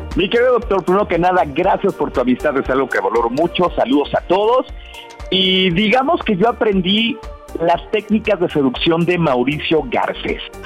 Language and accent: Spanish; Los Altos de Jalisco, Mexico; yo soy de los Altos de Jalisco, entonces soy, soy un güero